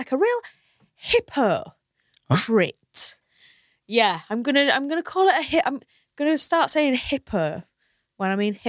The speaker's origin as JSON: {"language": "English", "town": "Hull", "region": "Yorkshire and the Humber", "country": "United Kingdom", "moved": "yes", "lives_now": "London, United Kingdom", "said": "And you might be able to tell from my accent, I come from Hull."}